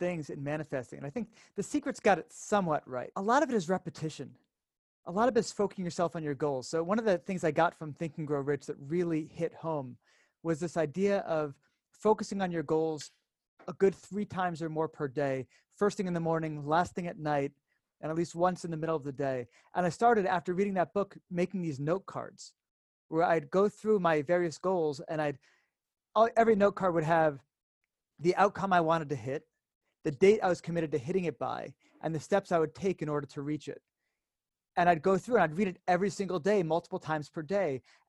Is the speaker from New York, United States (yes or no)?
no; Connecticut, United States; moved away as an adult; now in Israel; I'm from the States originally, grew up in Connecticut